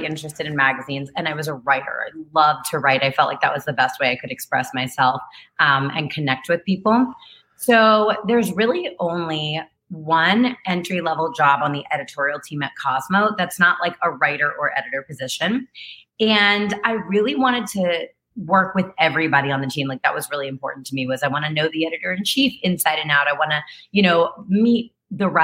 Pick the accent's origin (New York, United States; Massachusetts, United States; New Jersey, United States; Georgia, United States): New Jersey, United States; Chatham; I'm from New Jersey and I'm from Chatham, which is only like 20 minutes from where you're from